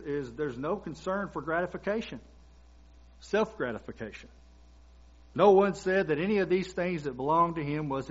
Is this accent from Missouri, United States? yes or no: no; Kentucky, United States; moved away; I'm from Kentucky